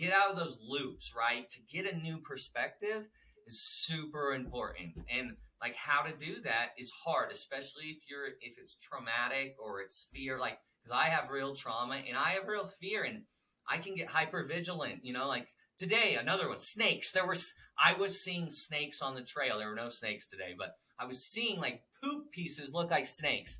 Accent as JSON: {"language": "English", "country": "United States", "said": "as an American that loves America"}